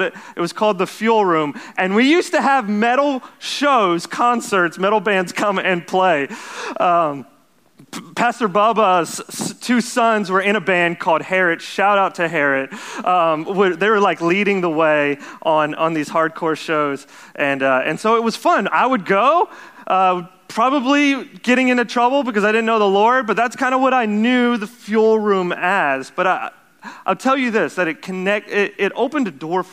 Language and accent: English; Jennings, Louisiana, United States; also born or lived in Lafayette, Louisiana; I grew up here in Jennings. I don't know if you guys know that, but born in Lafayette, but raised here in Jennings my whole life.